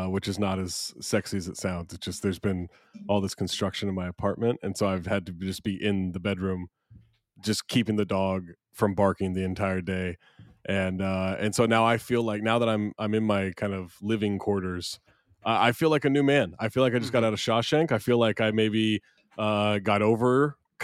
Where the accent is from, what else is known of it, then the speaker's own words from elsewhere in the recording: Scotland, United Kingdom; as a Scotsman